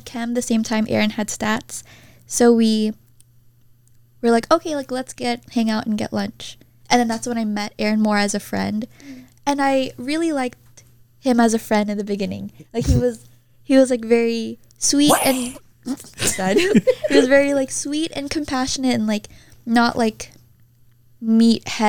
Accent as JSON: {"language": "English", "town": "Roseville", "region": "California", "country": "United States", "tie": "born or raised there", "said": "the high school I went to, Oakmont, offers this"}